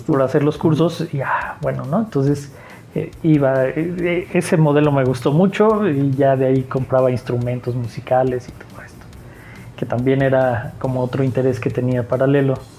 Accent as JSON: {"language": "Spanish", "region": "Aguascalientes", "country": "Mexico", "tie": "born or raised there", "also_born_or_lived": "Mexico City / Mexicali", "said": "Nací en la Ciudad de México. Muy chico me fui a, me llevaron más bien a vivir a Mexicali y a los ocho años llegué aquí a Aguascalientes. Desde que tengo ocho años hasta ahorita que tengo 43 años, he vivido aquí"}